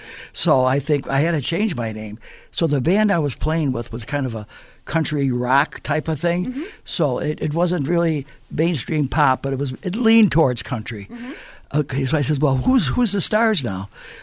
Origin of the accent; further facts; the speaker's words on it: Buffalo, New York, United States; I grew up on the East Side